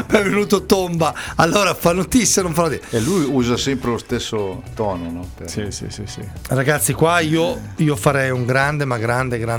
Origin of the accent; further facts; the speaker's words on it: Busto Arsizio, Lombardy, Italy; Posso da bustocco.